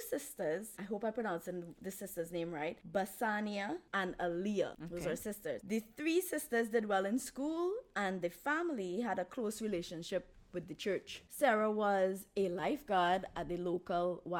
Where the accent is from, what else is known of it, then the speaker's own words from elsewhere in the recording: Trinidad & Tobago; Trinidad has no Subway. We don't have no Subway